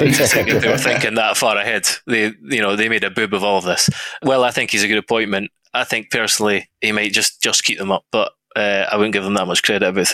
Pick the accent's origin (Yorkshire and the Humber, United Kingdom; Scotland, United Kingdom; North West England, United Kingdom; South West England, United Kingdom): Scotland, United Kingdom; I'm Scottish